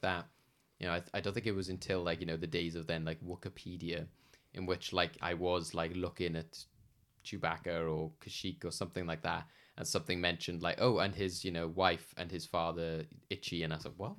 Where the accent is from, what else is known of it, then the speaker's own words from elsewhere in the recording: United Kingdom; somebody British